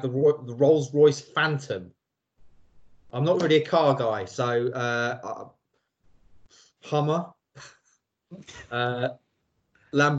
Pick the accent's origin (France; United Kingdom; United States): United Kingdom; England; we're English.